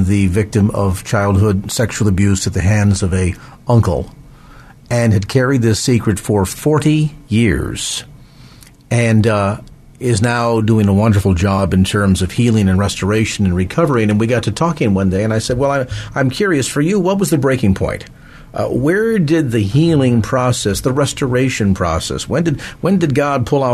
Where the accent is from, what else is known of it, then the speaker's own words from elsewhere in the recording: South San Francisco, California, United States; South San Francisco, my hometown.